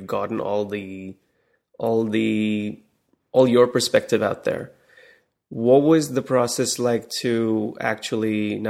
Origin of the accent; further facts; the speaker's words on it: India; I grew up in India